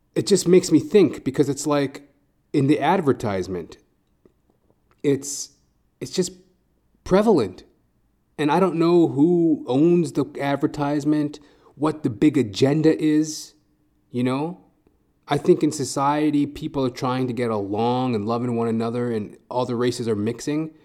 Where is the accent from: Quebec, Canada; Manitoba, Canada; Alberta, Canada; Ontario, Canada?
Alberta, Canada; Edmonton; moved away as an adult; now in Toronto, Canada; I was born in Edmonton, Alberta, born and raised